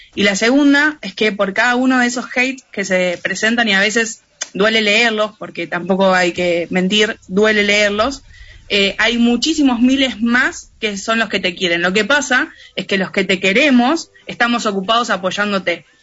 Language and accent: Spanish; Argentina; Yo soy de Argentina, la radio está en Argentina